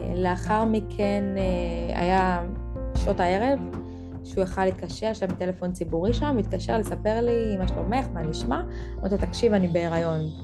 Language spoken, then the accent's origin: Hebrew; Central Israel, Israel; אני בת 33 ממרכז הארץ